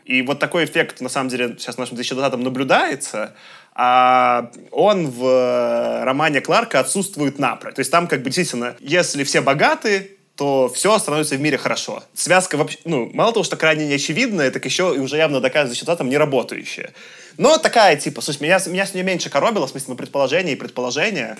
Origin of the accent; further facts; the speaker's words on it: Belarus; я как белорус